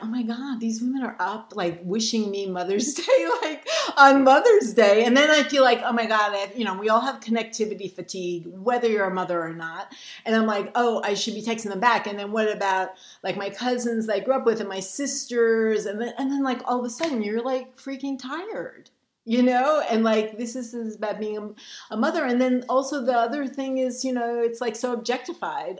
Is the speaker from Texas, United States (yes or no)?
no; New York City, New York, United States; I grew up in Brooklyn